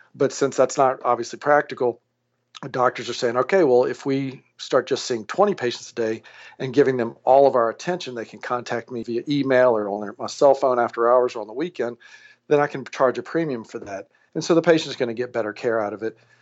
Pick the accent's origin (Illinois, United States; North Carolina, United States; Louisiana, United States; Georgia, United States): Louisiana, United States; Alexandria; moved away as an adult; also born or lived in New Orleans, Louisiana / Cleveland, Ohio / Baton Rouge, Louisiana; now in San Francisco, United States; I was born and raised in Alexandria, Louisiana.